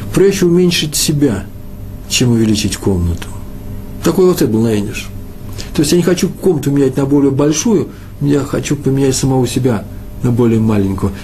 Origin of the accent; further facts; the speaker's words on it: Moscow, Russia; now in Israel; Я из Москвы